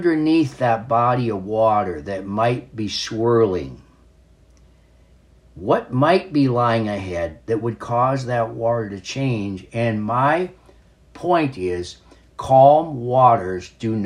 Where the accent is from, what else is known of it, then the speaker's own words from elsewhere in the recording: North Dakota, United States; as a young man, a boy, growing up in North Dakota